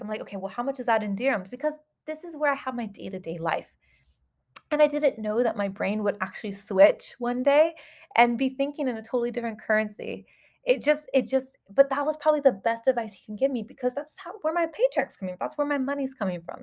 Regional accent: Southern California, United States; moved away as an adult; now in Dubai, United Arab Emirates; I came from Southern California of the United States

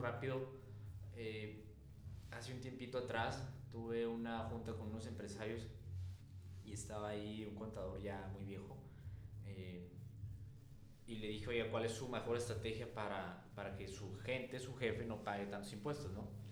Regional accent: Mexico; nuestro país

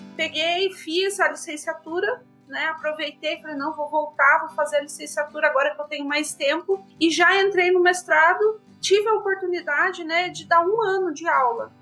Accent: Rio Grande do Sul, Brazil; moved away as an adult; also born or lived in Maringá, Paraná; sou natural do Rio Grande do Sul, vim para Maringá para fazer Ciências Sociais na Universidade Estadual de Maringá

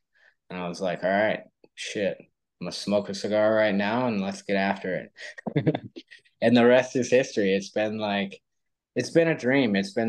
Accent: California, United States; moved away as an adult; also born or lived in Los Angeles, California; now in Austin, Texas, United States; I'm actually originally from California, born and raised for the most part in California, but raised in so many different parts, it's hard to just say one specific area. We lived in Northern California, way up in the woods for about probably 8 years of my life as a kid.

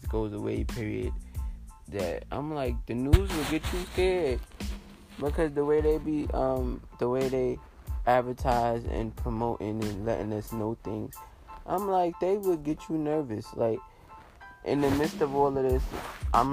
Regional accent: New York, United States; moved away; I'm from New York.

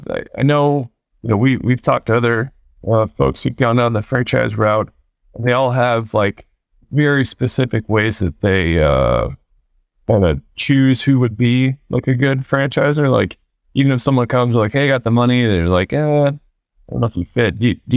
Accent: Tampa, Florida, United States; Yeah. Yeah. I'm from Tampa. I went to East Lake High School, graduated 03.

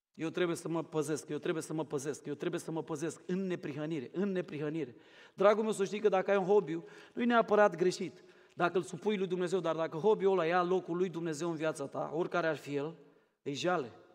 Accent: Romania; also born or lived in Craiova; now in Cluj-Napoca, Romania; eu nu sunt din București, să știi. Sunt mai rău decât la București. Eu sunt de la Moldova și Craiova

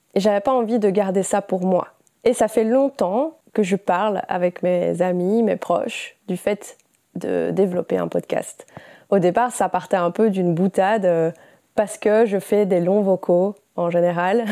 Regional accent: Belgium; j'ai 28 ans, je suis belge

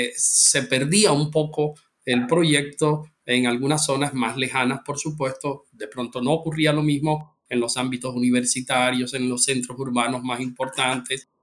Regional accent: Colombia; como ciudadano colombiano

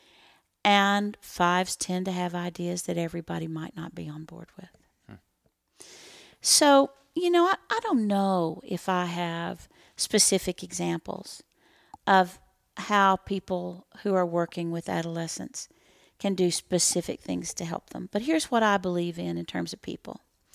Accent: Texas, United States; we're from Texas

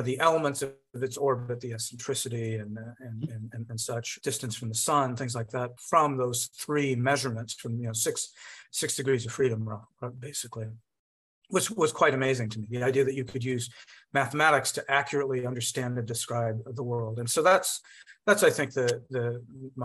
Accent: United States; an American physicist of Indian origin

